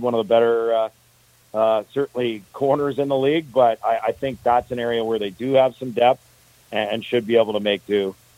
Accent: Edmonton, Alberta, Canada; I grew up in Edmonton

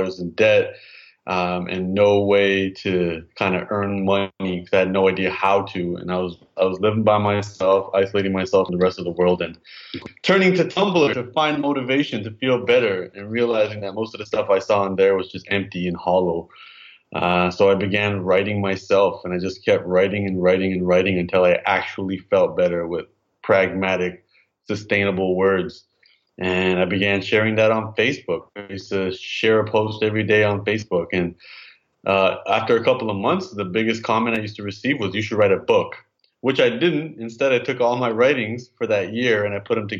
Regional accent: Toronto, Ontario, Canada; I'm a Toronto born and bred boy, child of an immigrant. My parents came from Punjab in the 70s. And I grew up in Toronto

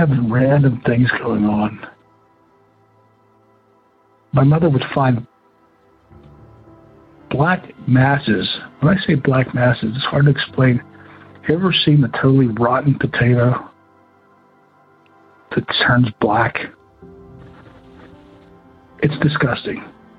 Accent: just outside of Pittsburgh, Western Pennsylvania, United States; I grew up in Western Pennsylvania area. Just outside of Pittsburgh

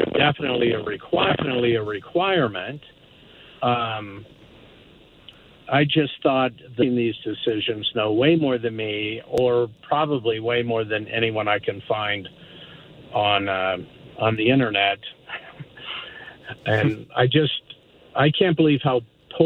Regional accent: United States; now in Calgary, Canada; I was a kid in the States.

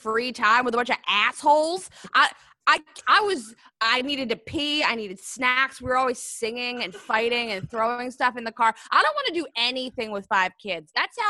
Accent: Florida, United States; Yeah, a lot of the Outer Banks growing up in Florida, like when I was really little.

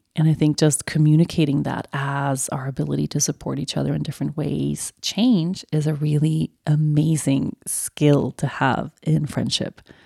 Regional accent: Sweden; moved away; my roots and my everything that is so beautiful about my home country

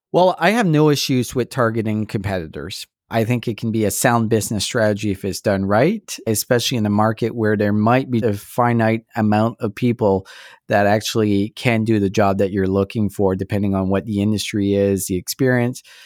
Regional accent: Canada; I'm so proud to be Canadian.

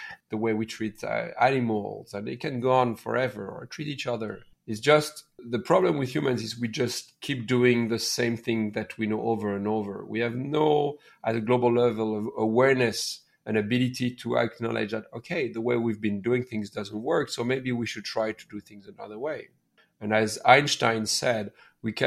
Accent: near Paris, Île-de-France, France; moved away as an adult; also born or lived in India / Laos; now in Bali, Indonesia; I raised and born in near Paris

